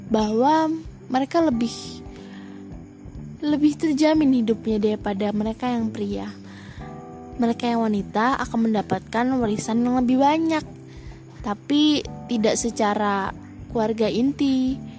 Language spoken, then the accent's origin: Indonesian; Bukittinggi, West Sumatra, Indonesia; Aku adalah orang Padang dengan campuran Jawa dari ibuku. Ayahku adalah Minang Minang ya Minang kampung lah kita berasal dari Bukit Tinggi